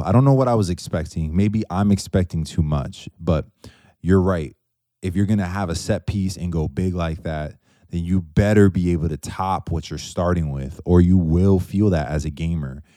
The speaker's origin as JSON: {"language": "English", "region": "outside New York City", "country": "United States", "said": "I'm from outside of New York City, but with family that's from there."}